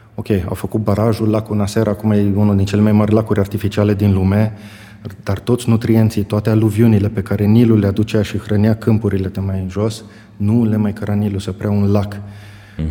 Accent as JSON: {"language": "Romanian", "town": "Bocșa", "region": "Caraș-Severin County", "country": "Romania", "tie": "born or raised there", "also_born_or_lived": "Germany", "moved": "as an adult", "said": "revin la Bocșa, orașul meu natal, unde îmi știu toți oamenii"}